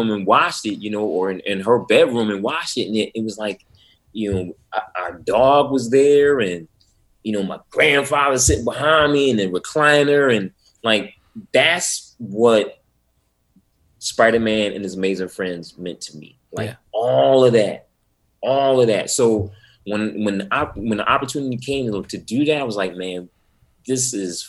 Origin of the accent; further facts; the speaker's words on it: Atlantic City, New Jersey, United States; also born or lived in Pleasantville, New Jersey; And I grew up in Atlantic City, New Jersey. But on the weekends, I would go to my grandmother's house.